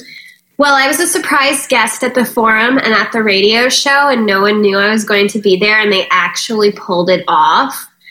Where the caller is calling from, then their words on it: Malibu, California, United States; I am calling you from Malibu, California.